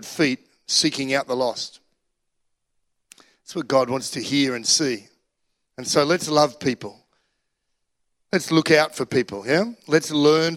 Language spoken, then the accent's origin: English; Australia; I'm Australian